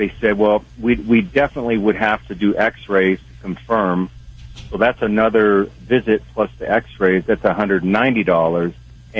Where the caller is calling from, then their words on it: Wyoming, United States; Well, I'm truck driving here in Wyoming.